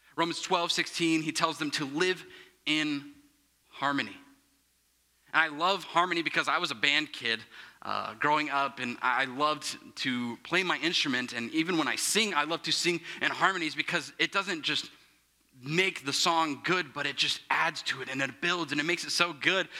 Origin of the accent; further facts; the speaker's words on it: Plainfield, Avon, Indiana, United States; I'm from Plainfield, Avon, Indiana